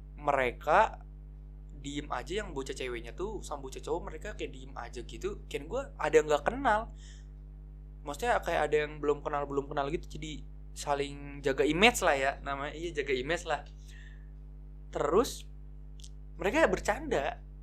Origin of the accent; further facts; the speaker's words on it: Bekasi, West Java, Indonesia; gua masuk S M P, namanya tuh S M P dua belas di Tambun Selatan. Ya, karena gua anak Bekasi